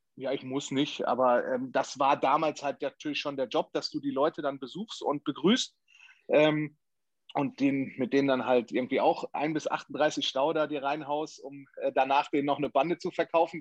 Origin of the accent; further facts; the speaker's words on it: Sauerland, North Rhine-Westphalia, Germany; ich komme ja aus dem Sauerland